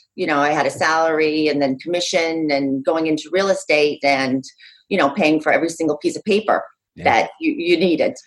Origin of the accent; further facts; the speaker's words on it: Utah, United States; moved away as an adult; also born or lived in New York City; now in Monmouth County, New Jersey, United States; I grew up out west. I grew up in Utah, but moved out east to New York City when I was like literally the day after I graduated high school